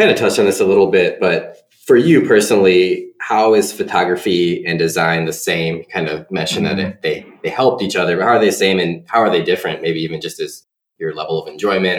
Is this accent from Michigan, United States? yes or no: yes; Adrian, Michigan, United States; I grew up in Adrian, the metropolis of Lenawee County